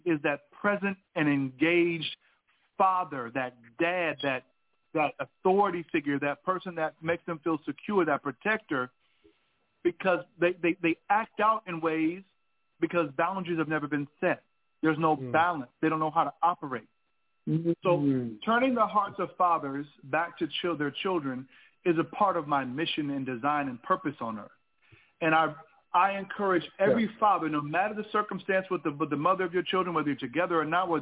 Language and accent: English; California, United States; moved away as an adult; also born or lived in Alabama; growing up in California, seeing fatherless homes